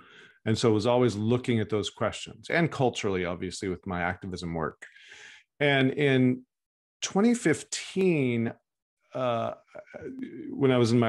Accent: Texas, United States; moved away as an adult; now in Oakland, United States; Yeah. Well, I grew up in Texas and I now live in California, in Northern California, Oakland. And left Texas when I was in my early 20s

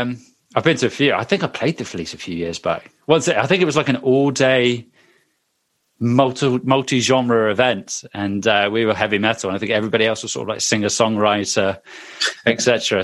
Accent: Bristol, South West England, United Kingdom; moved away; also born or lived in Cardiff; I lived in Bristol a few years back, and I love it as well. I was born in Bristol, and then I moved to Cardiff

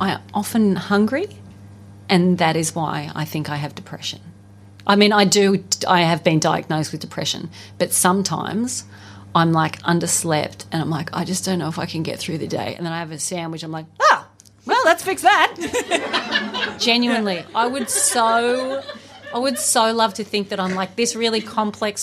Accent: Australia; I'm Australian

